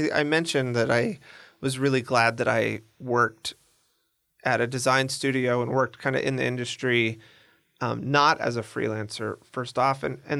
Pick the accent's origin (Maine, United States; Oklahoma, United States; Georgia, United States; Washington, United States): Washington, United States; Seattle; now in Argentina; I'm from Seattle.